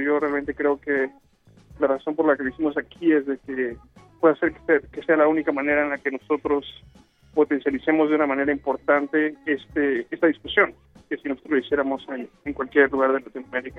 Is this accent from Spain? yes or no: no; Mexico; moved away; yo soy de México